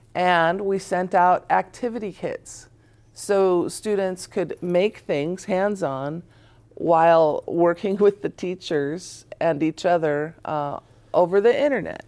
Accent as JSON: {"language": "English", "town": "Tacoma", "region": "Washington", "country": "United States", "tie": "born or raised there", "said": "I grew up on the hilltop"}